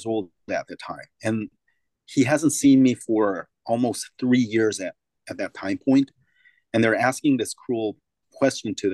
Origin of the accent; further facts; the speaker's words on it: South Korea; now in United States; I come from Korea